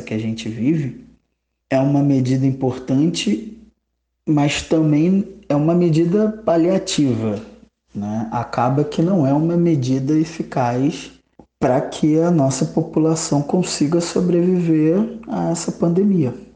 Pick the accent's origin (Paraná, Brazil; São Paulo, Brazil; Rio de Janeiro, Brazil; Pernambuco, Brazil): Rio de Janeiro, Brazil; sou do estado do Rio de Janeiro